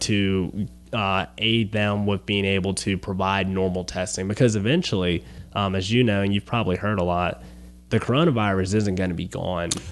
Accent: Baton Rouge, Louisiana, United States; I'm from Baton Rouge originally

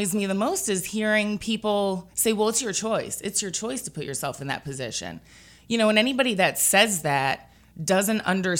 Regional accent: United States; now in Baton Rouge, United States; My house was flooded and I have no family here. Yeah. I'm originally from New York

